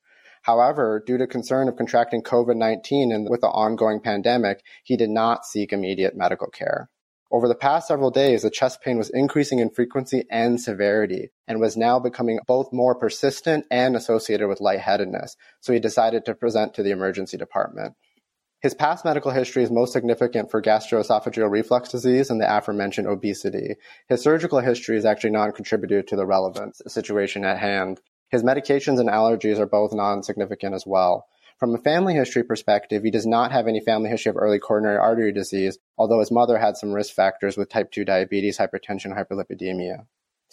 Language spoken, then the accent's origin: English; Michigan, United States; I'm a Michigander born and raised